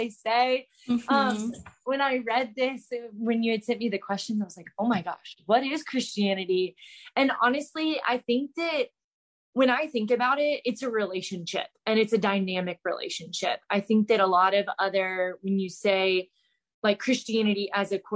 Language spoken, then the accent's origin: English; Charlotte, North Carolina, United States; moved away as an adult; also born or lived in Clemson, South Carolina; now in Charleston, United States; I am from Charlotte, North Carolina. Born and raised there